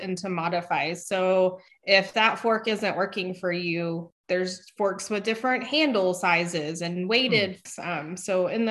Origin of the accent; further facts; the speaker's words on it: West Texas, United States; I grew up in the West Texas area.